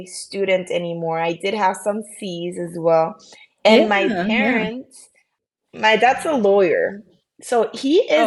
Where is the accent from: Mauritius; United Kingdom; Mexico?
Mexico; Tecate, Baja California; moved away as an adult; also born or lived in San Diego, California, United States / Tijuana, Mexico; now in Philadelphia, United States; So I was born in San Diego, California, but I was raised in Tecate, Baja California